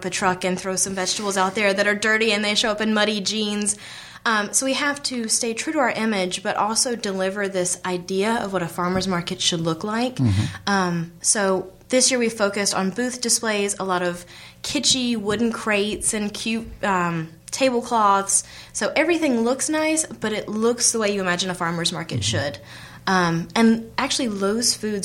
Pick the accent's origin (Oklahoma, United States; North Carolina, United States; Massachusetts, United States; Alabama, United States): North Carolina, United States; Charlotte; So I grew up in Charlotte, and I think I don't have an accent.